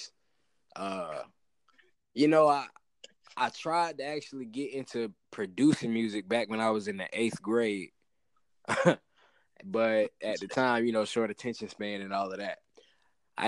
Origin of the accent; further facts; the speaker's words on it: Fayetteville, North Carolina, United States; also born or lived in Fort Benning, Georgia; That's where I grew up, spent most of my adolescence